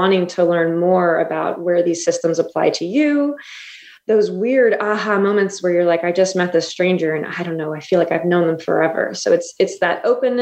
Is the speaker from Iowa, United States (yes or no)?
no; near Cape May, southern New Jersey, United States; moved away as an adult; also born or lived in Oklahoma; I'm in southern New Jersey, my hometown, almost Cape May, New Jersey, where I practice